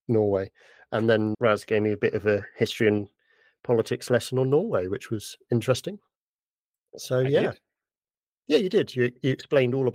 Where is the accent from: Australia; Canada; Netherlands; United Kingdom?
United Kingdom; I'm British